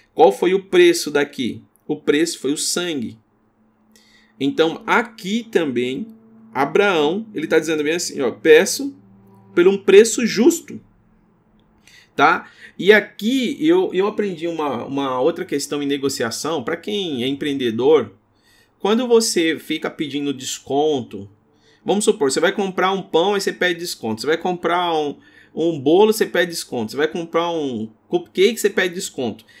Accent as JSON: {"language": "Portuguese", "country": "Brazil", "said": "a gente é brasileiro"}